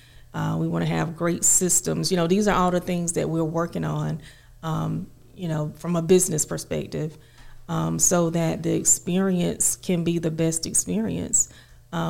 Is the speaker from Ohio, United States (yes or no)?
no; Cobb, Georgia, United States; actually, we're from Cobb, Georgia